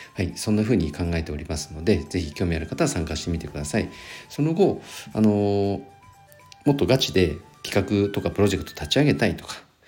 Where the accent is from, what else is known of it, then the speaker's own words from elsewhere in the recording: Hokushin area, Nagano, Japan; 僕の地元長野県のこの北信エリア